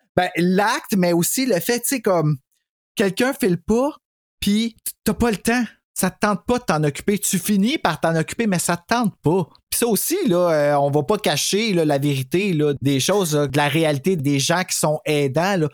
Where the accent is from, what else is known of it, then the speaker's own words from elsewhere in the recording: Quebec, Canada; je suis québécois